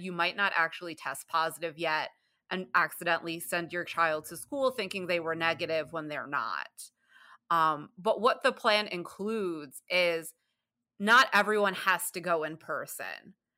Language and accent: English; New York City, New York, United States; moved away as an adult; now in Michigan, United States; I'm from the Bronx, New York, and I lived in New York State until 2012. Then I moved to Michigan